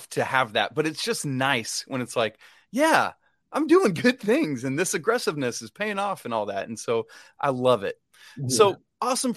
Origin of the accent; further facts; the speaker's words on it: Atlanta, Georgia, United States; I grew up in Atlanta.